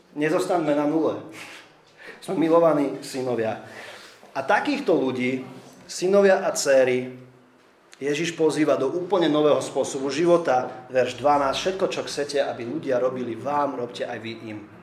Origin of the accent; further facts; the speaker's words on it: Slovakia